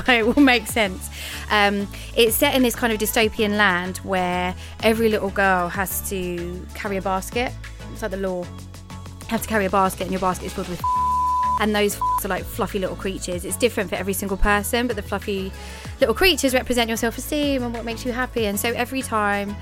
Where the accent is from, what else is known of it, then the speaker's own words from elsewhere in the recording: Thurrock, East of England, United Kingdom; I am from Essex, and actually the worst part of Essex that you can get. A place called Thurrock